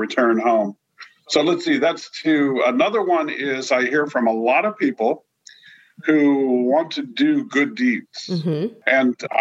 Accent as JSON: {"language": "English", "area": "San Francisco Bay Area", "region": "California", "country": "United States", "tie": "born or raised there", "said": "I grew up in the San Francisco Bay Area"}